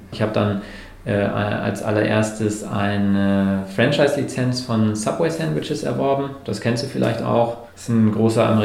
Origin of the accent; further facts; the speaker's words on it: Bremerhaven, Bremen, Germany; moved away as an adult; bin dann äh, aus meiner Heimatstadt Bremerhaven nach ähm, Bremen gegangen